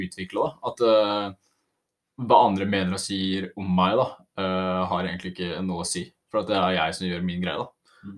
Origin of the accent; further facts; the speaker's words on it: Oslo area, Norway; Så er jeg fra Oslo-området og studerer friluftsliv.